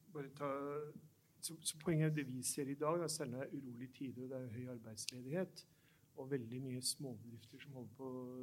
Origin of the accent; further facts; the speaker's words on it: Oslo, Norway; jeg vokste opp i Oslo